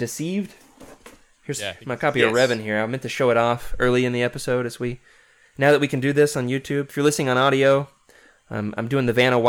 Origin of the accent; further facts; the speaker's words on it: the South, United States; accent: Southern; also born or lived in Arkansas; I say Scourge like a southerner.